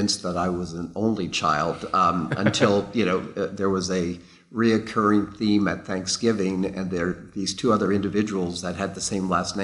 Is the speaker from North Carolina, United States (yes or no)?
yes; the American South, Chapel Hill and Greensboro, North Carolina, United States; first language English; moved away as an adult; also born or lived in England; I am a product of the American South.